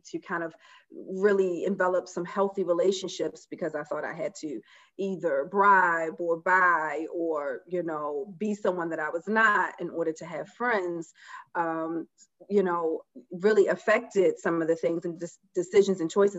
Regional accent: Baltimore, Maryland, United States; I am from Baltimore, as they say, be more, and was born and raised there

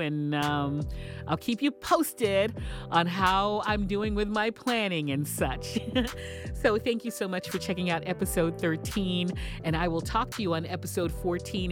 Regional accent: Texas, United States; moved away; I am originally from Texas

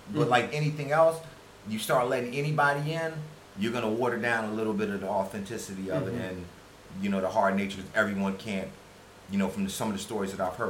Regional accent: United States; moved away as an adult; now in Thailand

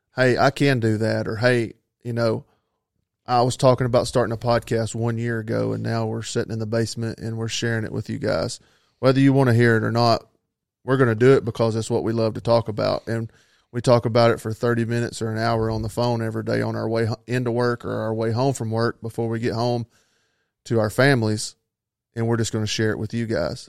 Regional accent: North Georgia, United States; I'm from North Georgia, uh, born and raised

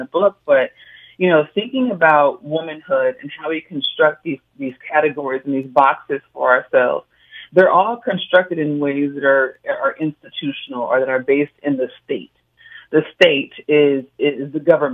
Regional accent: Oakland, California, United States; My family could only do as much as they could growing up in Oakland

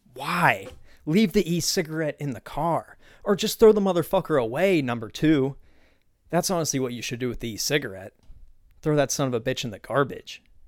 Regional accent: Pennsylvania, United States; moved away; I grew up in Pennsylvania

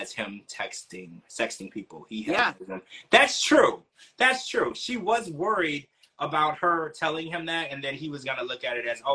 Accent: Louisiana, United States; I grew up in Louisiana, so I'm used to this type of stuff

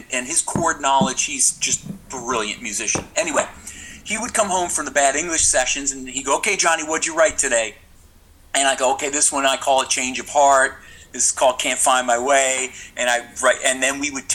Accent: New York, United States; also born or lived in Pennsylvania; I'm from New York, but we had a home in Pennsylvania

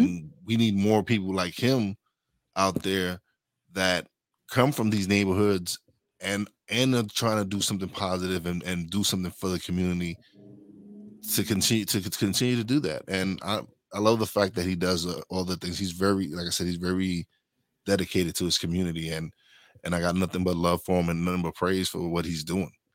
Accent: New York City, New York, United States; I'm from Brooklyn.

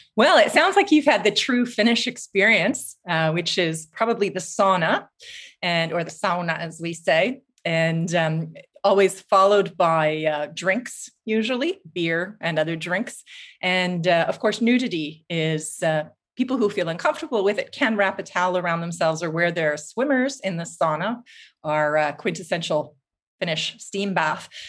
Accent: Vancouver, British Columbia, Canada; moved away as an adult; also born or lived in Toronto / United Kingdom / New Zealand; now in Finland; I grew up in Vancouver on the West Coast

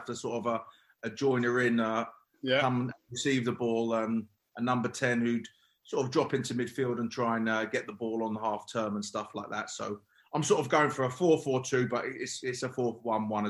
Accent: London, United Kingdom; also born or lived in Hammersmith; I was born in Hammersmith, but I lived in Acton, 10, 15 minutes away from the ground

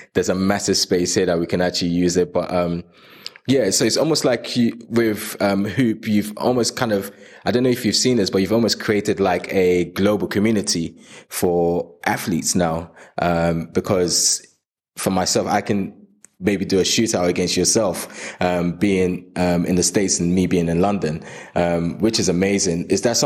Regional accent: Nigeria; I was born in Nigeria

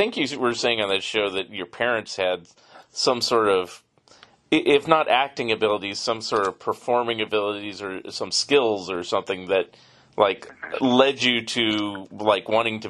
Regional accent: San Francisco, California, United States; also born or lived in Los Angeles; I lived down there for 3 years when I was age 6 to 9, and so I'm very I'm from the San Francisco area

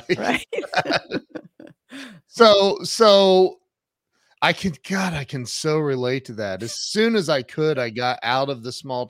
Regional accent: Ohio, United States; Hey, I grew up in Ohio and right down the road was a town called New Hampshire, Ohio. I swear.

